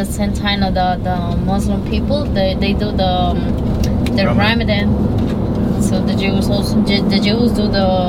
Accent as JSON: {"language": "English", "country": "Colombia", "second_language": "English", "moved": "yes", "lives_now": "New York, United States", "said": "I'm from Colombia."}